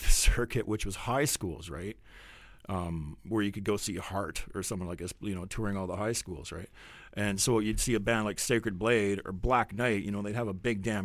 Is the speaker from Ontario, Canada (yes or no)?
no; Delta, British Columbia, Canada; we're actually from North Delta.